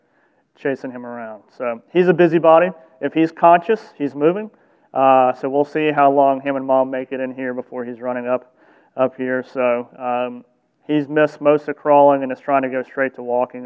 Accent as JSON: {"language": "English", "region": "the South", "country": "United States", "tie": "born or raised there", "said": "I grew up in the South"}